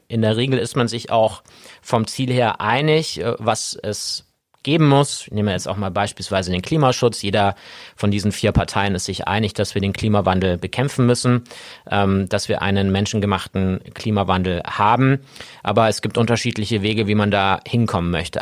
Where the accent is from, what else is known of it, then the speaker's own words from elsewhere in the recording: Augsburg, Bavaria, Germany; Ich bin gebürtiger Augsburger, bin hier geboren, bin hier aufgewachsen, genau genommen in Hornstetten